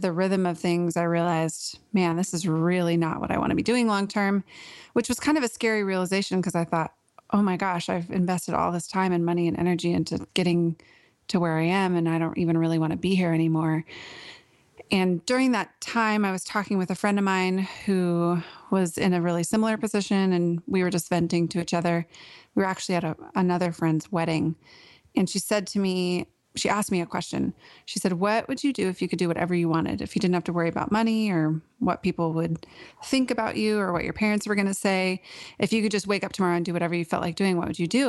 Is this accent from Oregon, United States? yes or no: yes; Portland, Oregon, United States; moved away as an adult; now in Nashville, United States; I grew up in Portland, Oregon, and lived there for most of my life.